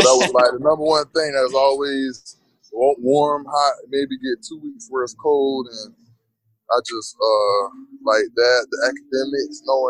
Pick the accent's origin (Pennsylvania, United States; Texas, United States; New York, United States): Pennsylvania, United States; Abington; now in Gainesville, United States; I grew up in a place called Abington. It's about 20 minutes from Philadelphia